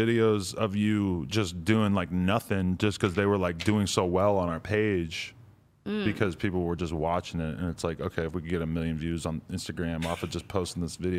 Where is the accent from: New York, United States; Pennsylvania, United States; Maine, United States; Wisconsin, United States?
New York, United States; New York City; But as a girl growing up in New York City, you're just taught from a very young age